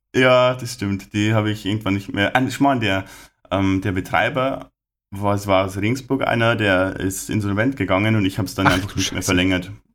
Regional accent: Lower Bavaria, Germany; bei uns in Niederbayern, Oberpfalz

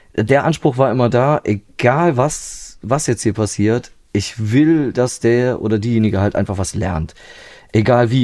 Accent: near Trier, Rhineland-Palatinate, Germany; now in Vulkaneifel, Germany; ursprünglich bin ich aus der Nähe, also so direkter Nähe von Trier, so genau. Also da bin ich dann auch ja, bis ich Anfang 20 war, habe ich da gelebt, so bei meinen Eltern

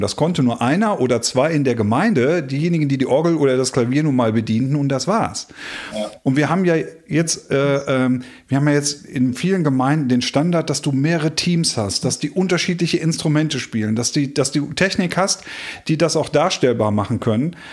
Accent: North Rhine-Westphalia, Germany; hier bei uns in Ostwestfalen hier mit Tönnies in Gütersloh eine Riesenschlachterei

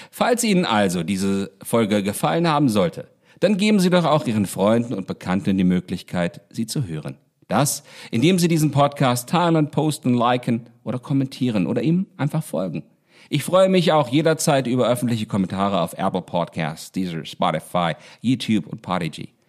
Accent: Baunatal, Hesse, Germany; Ich beginne meine Erzählung Anderswelt, die ich meiner Heimatstadt Baunatal gewidmet habe und die eine Menge dieses Baunatals enthält

